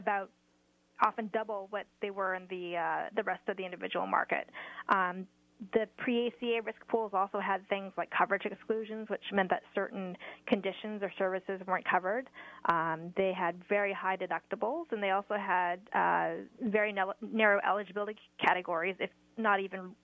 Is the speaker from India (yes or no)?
no; Washington, United States; I'm from Washington State as well